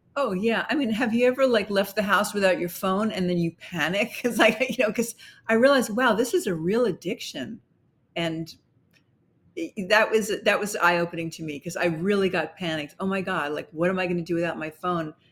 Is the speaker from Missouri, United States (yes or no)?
no; New York City, New York, United States; we lived in Brooklyn